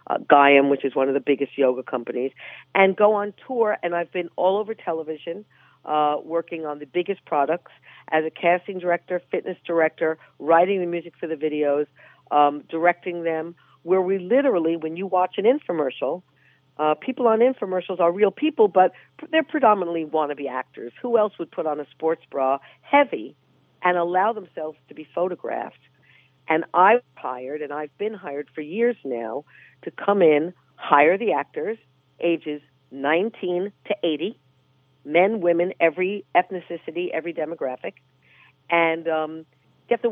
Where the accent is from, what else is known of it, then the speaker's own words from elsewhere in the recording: New York City, New York, United States; I'm a New Yorker